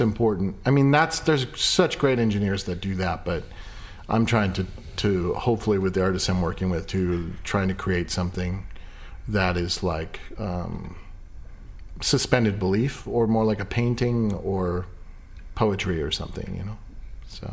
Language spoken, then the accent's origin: English; Ireland; I'm Irish